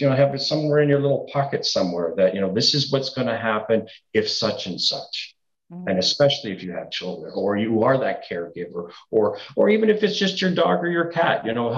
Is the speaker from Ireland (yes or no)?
no; Niagara Falls, Ontario, Canada; also born or lived in Toronto; I was born and raised in Niagara Falls. Mm-hmm. I moved to Toronto, lived there 36 years, and then I just came back home.